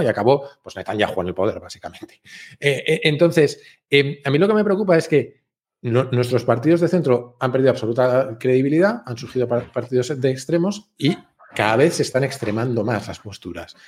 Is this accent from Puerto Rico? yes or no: no; Spain; me sentí atacado como español